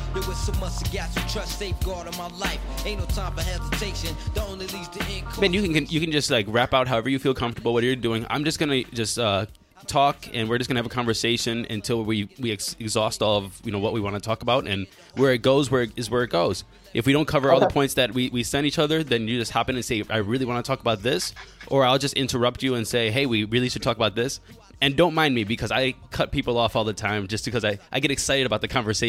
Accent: Cleveland, Ohio, United States; I was born in Cleveland.

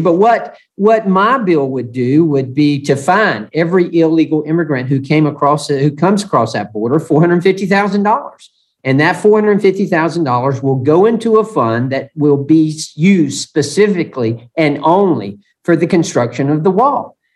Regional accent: Georgia, United States; from Georgia

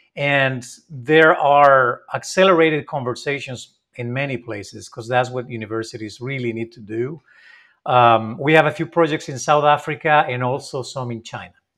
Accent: Spain; I'm not from Mexico, I'm from Spain

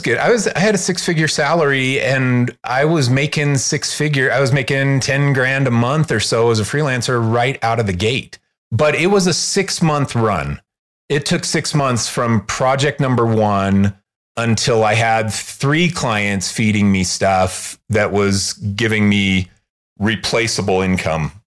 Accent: Chicago, Illinois, United States; also born or lived in Los Angeles; now in Salt Lake City, United States; I'm from Chicago originally

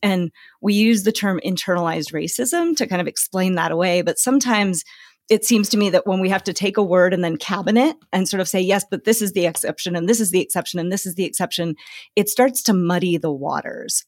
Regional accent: Arusha, Tanzania; also born or lived in Botswana; now in United States; I grew up in Tanzania, so I was, like, in those smaller areas, like, in Arusha and outside

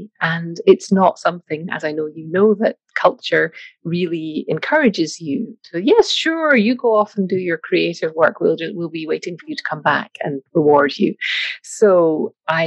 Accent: Scotland, United Kingdom; moved away; As you may or may not be able to hear from the accent, I'm from Scotland, grew up there

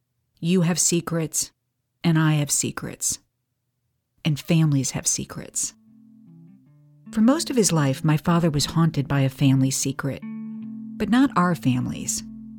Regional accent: St. Louis, Missouri, United States; All of it forged in the peculiar crucible of my hometown, St. Louis.

